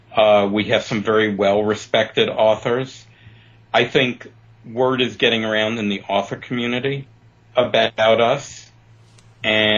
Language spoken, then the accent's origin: English; New York City, New York, United States; also born or lived in Chicago / Palm Springs area; now in Palm Springs, United States; I grew up in Brooklyn.